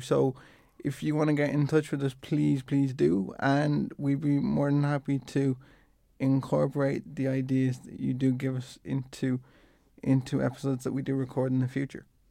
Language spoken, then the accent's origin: English; Dublin, Leinster, Ireland; I'm from, I'm from Dublin